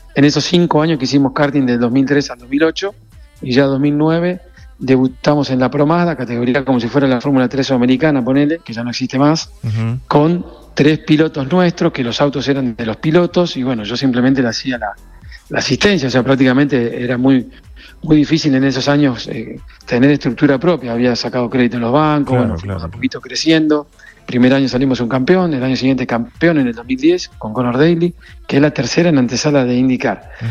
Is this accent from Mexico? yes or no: no; Corrientes, Argentina; moved away as an adult; also born or lived in Buenos Aires, Argentina / Miami, United States; now in United States; Yo en Argentina de los 18 años me fui a Buenos Aires desde Corrientes. Eh, yo nací igual en Buenos Aires, pero estuvimos terminé el secundario en Corrientes